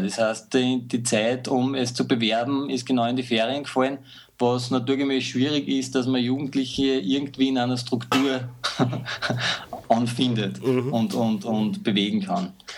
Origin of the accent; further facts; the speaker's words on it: Mühlviertel, Upper Austria, Austria; moved away as an adult; now in Linz, Austria; geboren im Mühlviertel in einem kleinen Dorf, bin nach Linz gezogen in die große Stadt